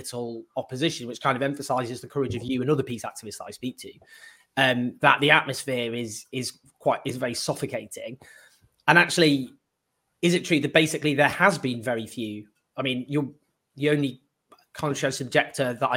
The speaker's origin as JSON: {"language": "English", "country": "United Kingdom", "said": "as a Brit"}